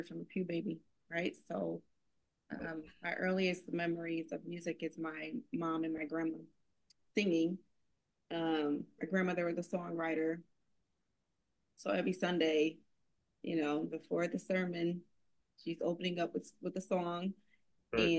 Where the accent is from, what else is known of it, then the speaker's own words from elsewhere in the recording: Connecticut, United States; now in Atlanta, United States; We're both from Connecticut originally.